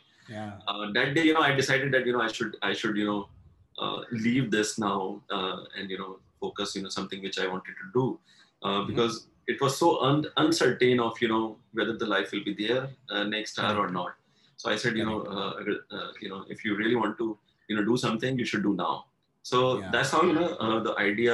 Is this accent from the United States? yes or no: no; Delhi, India; also born or lived in Pune / Lucknow; I'm born and brought up in Delhi. All my education has been from Delhi